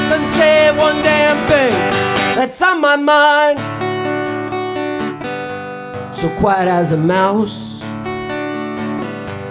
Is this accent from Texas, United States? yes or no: no; New York City, New York, United States; moved away as an adult; now in Edinburgh, United Kingdom; I'm from New York City, but I've moved to Edinburgh. I live here now for a year.